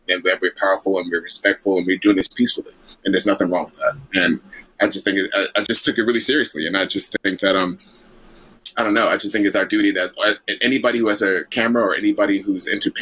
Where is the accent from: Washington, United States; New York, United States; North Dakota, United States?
New York, United States; New York City; also born or lived in Flatbush, Brooklyn; I'm born and raised in New York, and I was born in Flatbush, raised in Jamaica, Queens